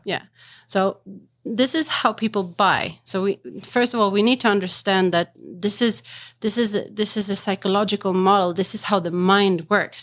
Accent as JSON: {"language": "English", "town": "Stockholm", "region": "Stockholm County", "country": "Sweden", "tie": "born or raised there", "said": "I'm from Sweden, born and raised in Stockholm, but with the, my mother is from Macedonia"}